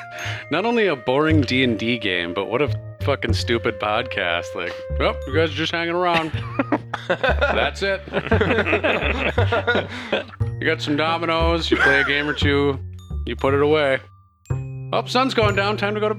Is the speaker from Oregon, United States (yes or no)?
yes; Oregon, United States; That sounds like a hillbilly. I'm from Oregon.